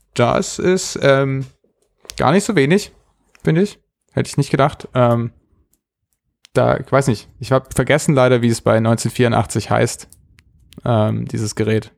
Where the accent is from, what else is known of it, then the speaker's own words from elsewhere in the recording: Germany; Als Deutsche